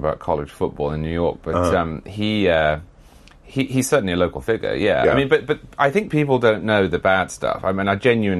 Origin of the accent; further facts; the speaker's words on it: Huntingdon, East of England, United Kingdom; moved away as an adult; now in Florida, United States; I'm from Huntingdon originally, just outside Cambridge, which is where Cromwell was from.